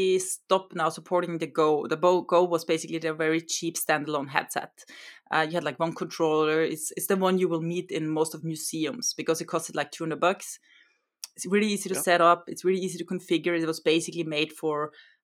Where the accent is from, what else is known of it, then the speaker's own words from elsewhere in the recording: Austria; first language German; English is a second language; now in Norway; I come from Austria